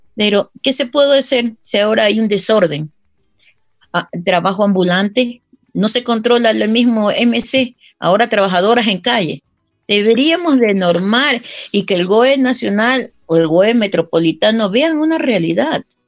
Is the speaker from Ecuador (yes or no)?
yes; Guayaquil, Guayas, Ecuador; now in Quito, Ecuador; yo nací en Guayaquil, pero ya. aquí ya tengo más de 30 años viviendo